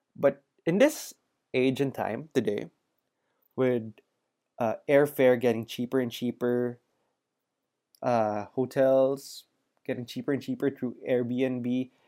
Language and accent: English; Manila, Metro Manila, Philippines; growing up in Manila